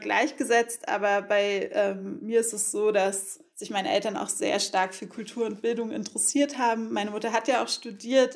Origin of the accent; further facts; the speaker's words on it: Berlin, Germany; ich bin ja in Ostberlin aufgewachsen